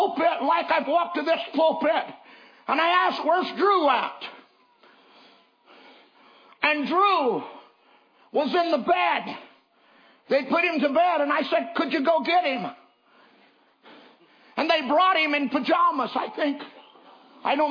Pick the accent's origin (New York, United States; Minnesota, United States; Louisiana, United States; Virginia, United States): Virginia, United States; I'm from Virginia.